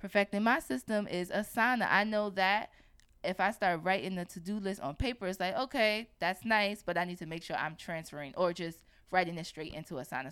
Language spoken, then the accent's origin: English; New York, United States; I was born and raised in New York